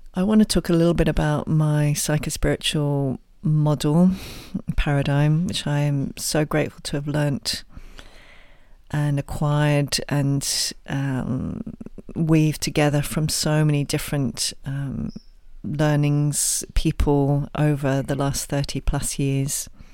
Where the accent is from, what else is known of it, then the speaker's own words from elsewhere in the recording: England, United Kingdom; my own background, as you can probably tell from my, my accent, is originally England